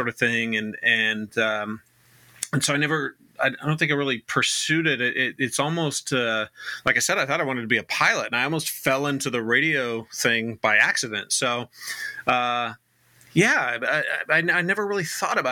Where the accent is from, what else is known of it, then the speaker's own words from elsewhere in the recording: Riverside, California, United States; moved away as an adult; also born or lived in East Coast; I grew up in Riverside, which is not too far from Hemet